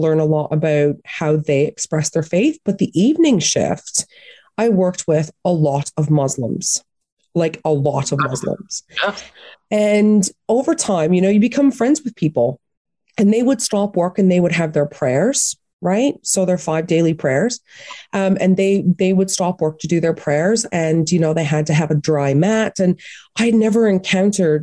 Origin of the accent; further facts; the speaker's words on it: Atlantic Canada, Canada; now in United Kingdom; I grew up in Atlantic Canada